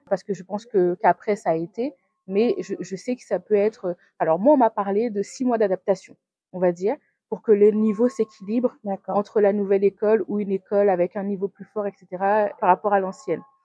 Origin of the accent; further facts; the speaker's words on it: Guadeloupe; also born or lived in Metropolitan France; now in France; je viens de la Guadeloupe.